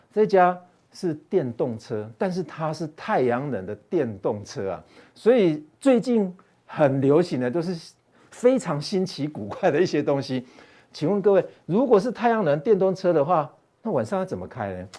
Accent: Taiwan; 但是我们台湾人去交易的并不是很多啦

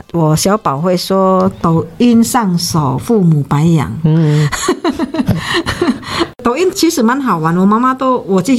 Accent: Indonesia; 你看我们乡下人这样子，印尼哈，

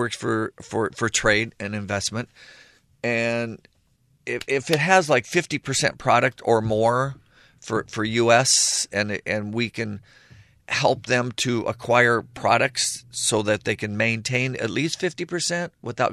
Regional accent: Arizona, United States; now in Taiwan; I'm from Arizona, and I live here, and I might as well take it, you know?

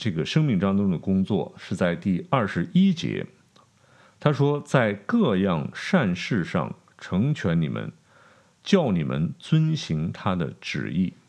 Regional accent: China; 我们中国人常有一句话叫“平安就是福”，啊，我们追求平安。

